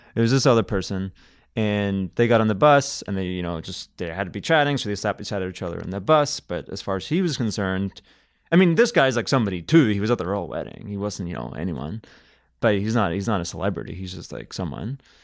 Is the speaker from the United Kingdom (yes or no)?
yes; Belfast, Northern Ireland, United Kingdom; moved away as an adult; now in Canada; I come from Belfast, which is a Victorian town